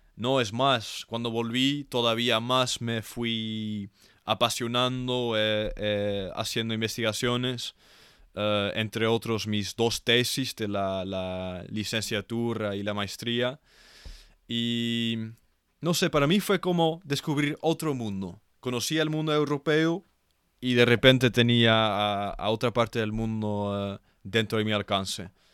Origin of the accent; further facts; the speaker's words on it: Netherlands; Spanish is a second language; yo como un holandés, un europeo